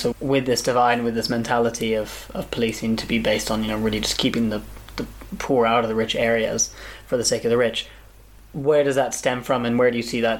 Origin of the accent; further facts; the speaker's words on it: United Kingdom; moved away as an adult; now in Kenya; me as a British person here